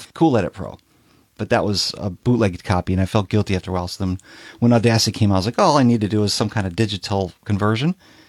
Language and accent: English; Chicago, Illinois, United States; Yeah, I lived in Chicago. I was working in record stores in Chicago, so I got lots of promo records. I grew up in the Chicago house scene and was working in the nightclub, so I had lots of vinyl.